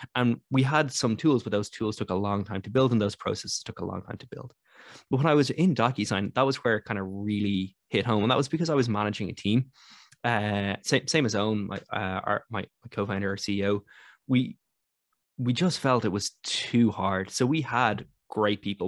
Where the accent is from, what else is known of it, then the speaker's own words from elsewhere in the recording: Ireland; as an Irish person